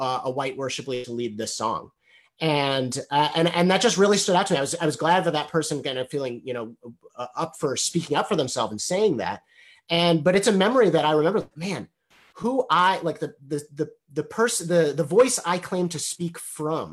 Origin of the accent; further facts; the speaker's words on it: Evanston, Illinois, United States; I grew up in Evanston, Illinois